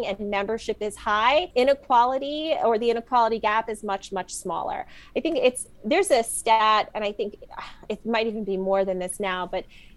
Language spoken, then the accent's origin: English; New York, United States; I'm a New Yorker